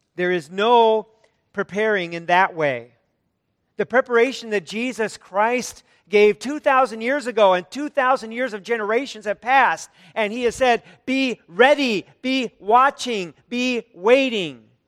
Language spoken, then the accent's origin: English; United States; an American